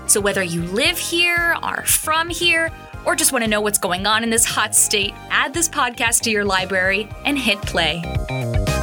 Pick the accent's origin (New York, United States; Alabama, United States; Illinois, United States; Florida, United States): Florida, United States; I was born and raised in the Sunshine State